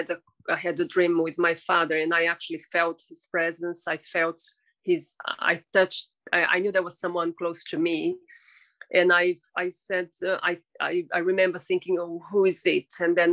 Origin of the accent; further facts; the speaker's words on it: São Paulo, Brazil; São Paulo.